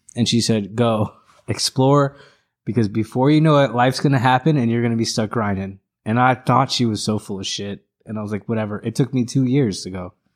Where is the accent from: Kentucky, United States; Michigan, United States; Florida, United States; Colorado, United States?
Florida, United States; Orlando; also born or lived in Los Angeles, California / Orange County, California; I grew up in Orlando